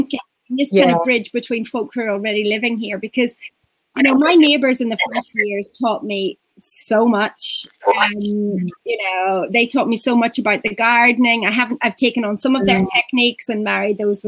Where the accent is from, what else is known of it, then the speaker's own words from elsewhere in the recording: Ireland; now in Portugal; I'm Irish